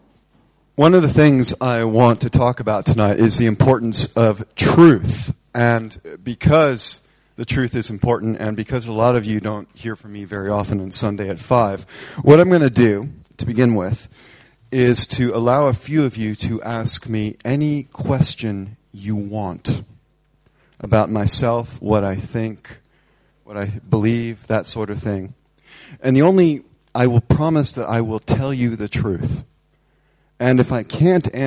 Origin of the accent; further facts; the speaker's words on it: United States; now in England, United Kingdom; I love being an American, but I much prefer living here right now